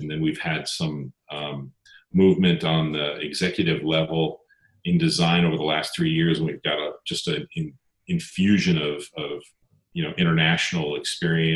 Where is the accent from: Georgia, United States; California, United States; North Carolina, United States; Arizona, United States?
California, United States; Pasadena; also born or lived in Munich, Germany; a Southern California native, born and raised in Pasadena.